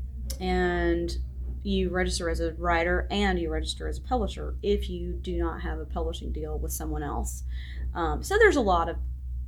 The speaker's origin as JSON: {"language": "English", "region": "South Georgia", "country": "United States", "also_born_or_lived": "New York City, United States", "accent": "southern", "moved": "yes", "lives_now": "Nashville, United States", "said": "I'm originally from South Georgia, but I did live in New York for a while, and I still talk like this"}